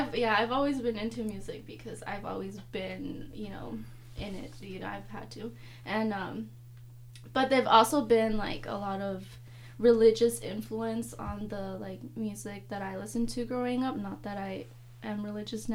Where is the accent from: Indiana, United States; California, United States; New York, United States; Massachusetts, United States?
California, United States; San Diego; I grew up in Southeast San Diego, like, the hood area